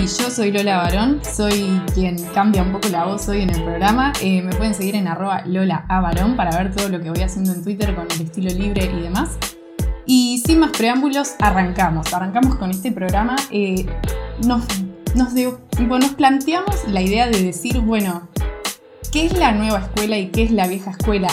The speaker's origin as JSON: {"language": "Spanish", "country": "Costa Rica", "said": "yo siendo costarricense, aficionado al freestyle"}